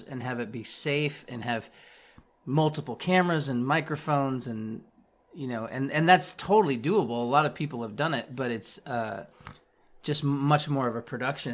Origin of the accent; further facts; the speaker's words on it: Kansas City, Missouri, United States; now in Kansas, United States; I grew up in Kansas City, Missouri